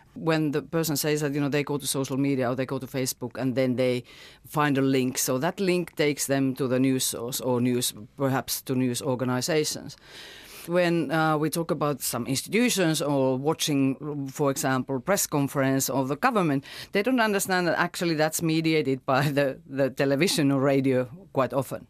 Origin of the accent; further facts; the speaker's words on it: Finland; now in New Zealand; my home country, Finland